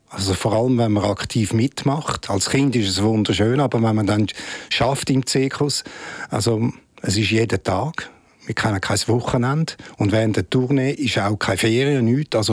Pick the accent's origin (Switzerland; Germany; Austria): Switzerland; Rapperswil, St. Gallen; Da bin ich in Rapschwil aufgewachsen und habe dort Schule äh, gemacht.